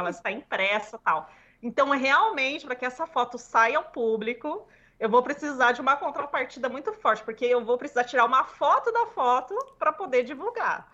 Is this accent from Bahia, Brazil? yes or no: no; Batatais, São Paulo, Brazil; moved away; eu morei muitos anos em Batatais, né, no interior de São Paulo. E minha família de lá, eu não nasci em Batatais, mas toda a minha família é de lá.